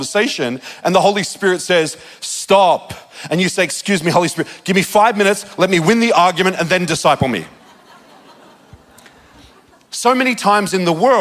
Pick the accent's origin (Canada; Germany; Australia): Australia; moved away; also born or lived in Redding, California; I'm from Australia